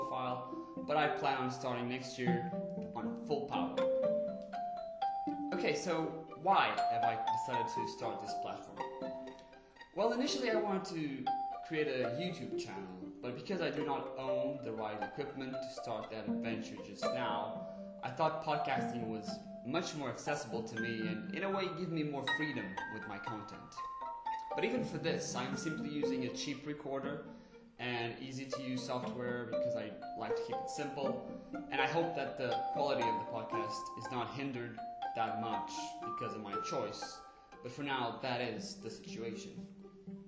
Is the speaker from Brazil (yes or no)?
no; Portugal; English is a second language; I was born and raised in Portugal